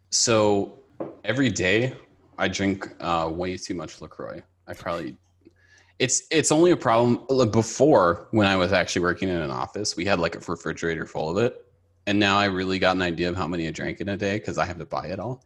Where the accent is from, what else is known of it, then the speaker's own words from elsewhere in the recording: Minneapolis, Minnesota, United States; moved away as an adult; also born or lived in Tokyo, Japan; now in Los Angeles, United States; I grew up in, uh, the Twin Cities with Asia